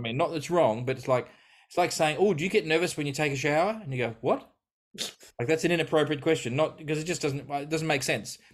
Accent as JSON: {"language": "English", "country": "Australia", "tie": "born or raised there", "said": "I grew up living in Australia"}